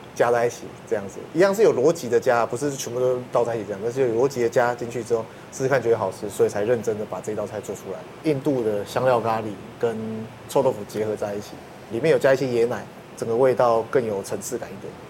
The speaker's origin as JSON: {"language": "Chinese", "country": "Taiwan", "said": "我们台湾人熟悉的食物"}